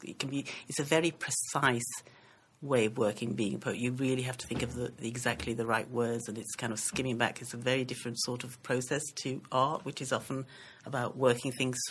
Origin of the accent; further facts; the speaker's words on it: the north of England, United Kingdom; also born or lived in Sierra Leone; my mom left my dad when I was five and brought me and my sister over, and we went to live in the north of England